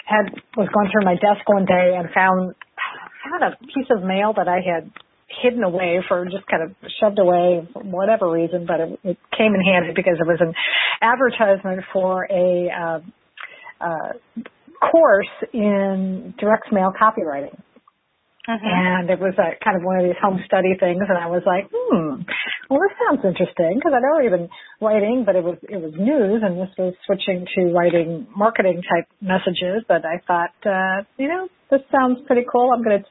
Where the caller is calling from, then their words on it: Oviedo, Florida, United States; I am calling from Oviedo, Florida, which is just outside of Orlando.